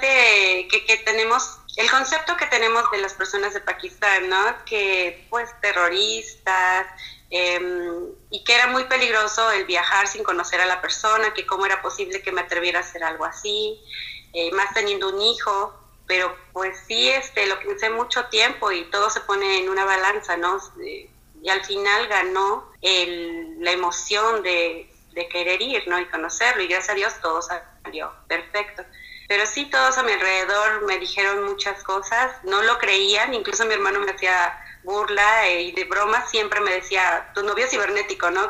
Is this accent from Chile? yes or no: no; Mexico; mexicana, casada con un pakistaní